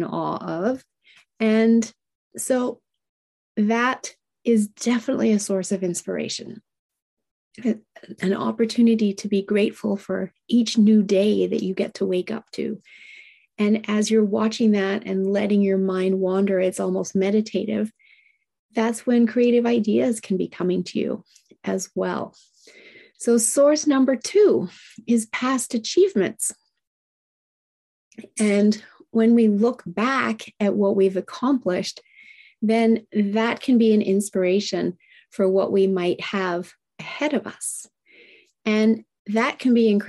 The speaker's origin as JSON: {"language": "English", "country": "Japan", "tie": "born or raised there", "moved": "yes", "lives_now": "Canada", "said": "I was raised in Japan and I speak Japanese"}